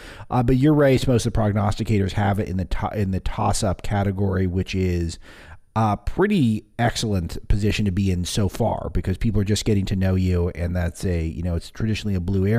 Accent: Southern California, United States; I'm from Southern California, and I've spent a fair bit of time in Indiana

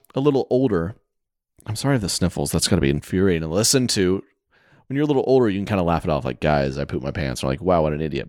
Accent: the South, United States; I'm from the South

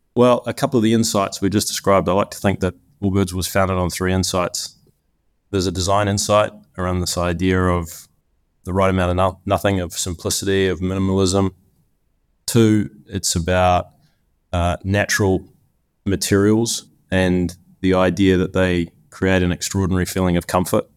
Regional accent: New Zealand; moved away as an adult; also born or lived in Cincinnati; I grew up in New Zealand, the land of lots of sheep

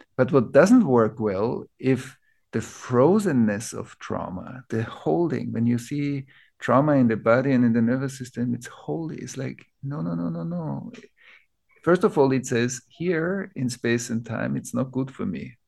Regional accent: Vienna, Austria; I grew up in Vienna.

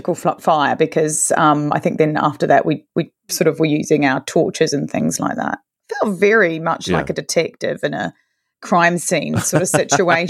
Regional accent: New Zealand; moved away as an adult; now in London, United Kingdom; I'm originally from New Zealand, but I've been in London for about, almost 12 years now.

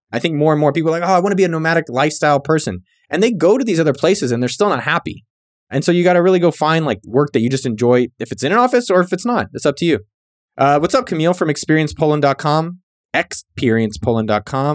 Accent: San Jose, California, United States; moved away; also born or lived in Berkeley, California / Austin, Texas; I'm born and bred in San Jose, California, four oh eight Yay area

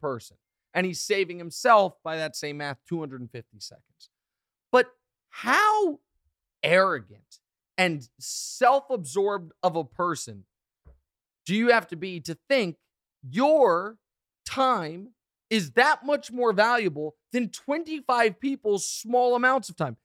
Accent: Kansas City, Missouri, United States; I'm from Kansas City

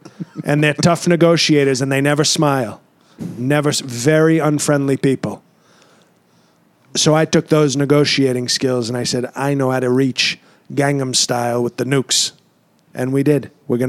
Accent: New York City, New York, United States; I grew up in New York City.

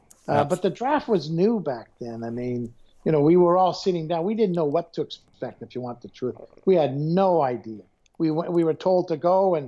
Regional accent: Montreal, Quebec, Canada; moved away; I'm from Montreal

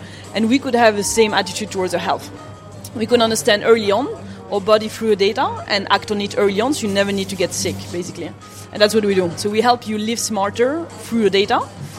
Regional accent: Japan; So I grew up in Japan, and actually the behavior towards health is very different.

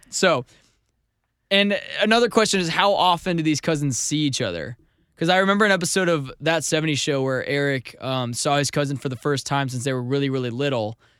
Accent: Missouri, United States; I'm from Missouri.

